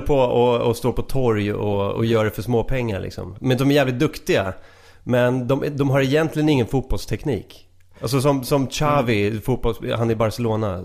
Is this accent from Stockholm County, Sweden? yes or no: yes; Stockholm, Stockholm County, Sweden; jag, jag är från Stockholm